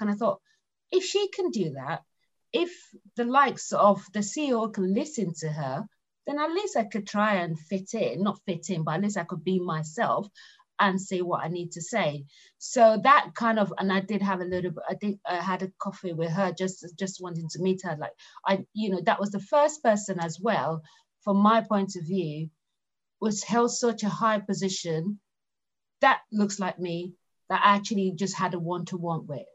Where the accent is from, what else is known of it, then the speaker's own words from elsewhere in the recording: Lagos, Nigeria; moved away as an adult; now in United Kingdom; I grew up in Lagos, Nigeria. So, you know, um, and I only moved to the UK 20 years ago